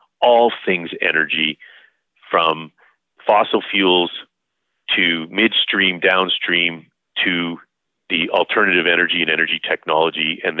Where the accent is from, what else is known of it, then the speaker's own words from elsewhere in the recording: Calgary, Alberta, Canada; I was born and raised here in Calgary